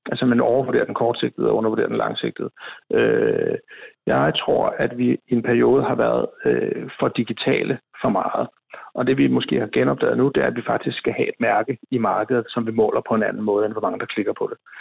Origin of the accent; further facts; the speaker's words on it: Copenhagen, Capital Region of Denmark, Denmark; jeg er jo københavner